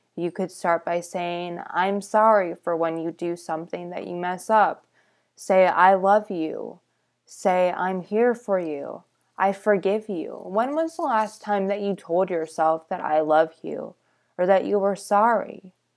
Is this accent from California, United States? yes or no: yes; California, United States; I lived growing up in California